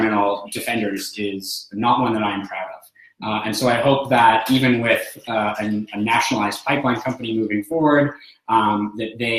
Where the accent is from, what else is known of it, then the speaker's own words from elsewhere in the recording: Alberta, Canada; I grew up in Alberta under Ralph Klein, so the hospital I was born in was destroyed